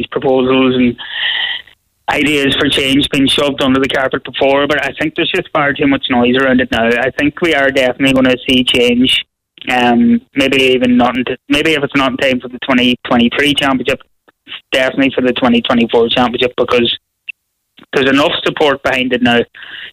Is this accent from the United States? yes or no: no; Donegal, Ulster, Ireland; I'm from Donegal